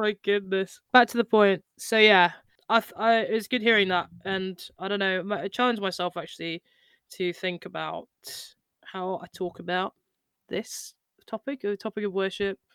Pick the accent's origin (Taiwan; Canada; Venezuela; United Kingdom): United Kingdom; we're just British